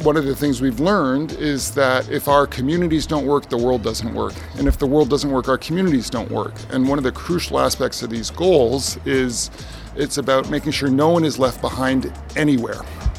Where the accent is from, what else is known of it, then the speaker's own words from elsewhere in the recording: Vancouver, British Columbia, Canada; my hometown of Vancouver, Canada